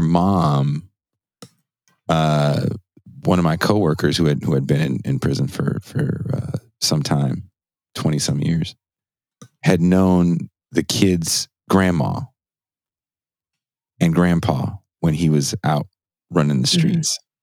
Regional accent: Richmond, California, United States; also born or lived in Oakland, California; I was born in Oakland, California. I grew up in Richmond, California.

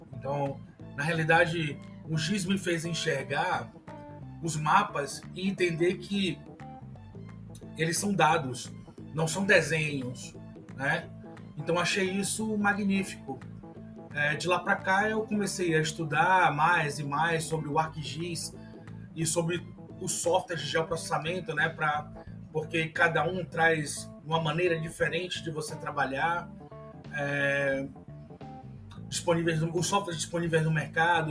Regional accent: Salvador, Bahia, Brazil; eu sou de Salvador, Bahia

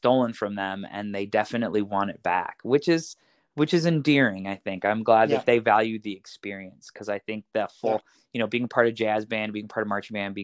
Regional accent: Pinckney, Michigan, United States; So I grew up actually right around Ann Arbor in a little town called Pinckney

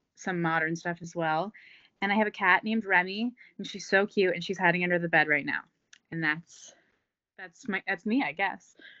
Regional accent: New Jersey, United States; moved away as an adult; now in Philadelphia, United States; I'm from New Jersey, but I'm living in Philly.

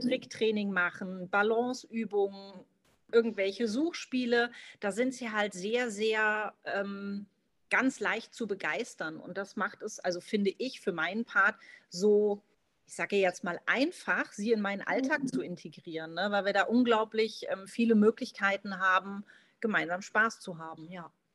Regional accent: Marburg, Hesse, Germany; Ich komme aus Mittelhessen, aus Marburg, lebe derzeit mit meiner fünf Monate alten Golden Hündin Wave

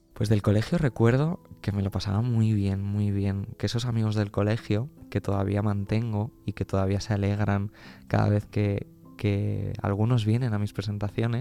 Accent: Albacete, Castilla-La Mancha, Spain; now in Madrid, Spain; Yo que soy de Albacete

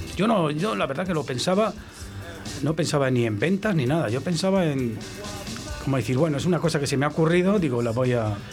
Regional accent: Valladolid, Castile and León, Spain; soy de Valladolid

